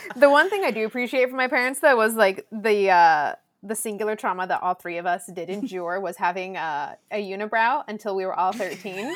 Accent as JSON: {"language": "English", "area": "SoCal", "region": "California", "country": "United States", "tie": "born or raised there", "first_language": "Spanish", "second_language": "English"}